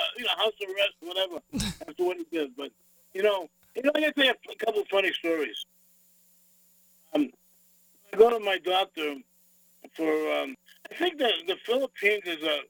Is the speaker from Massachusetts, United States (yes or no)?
yes; Boston, Massachusetts, United States; moved away; I'm from Boston.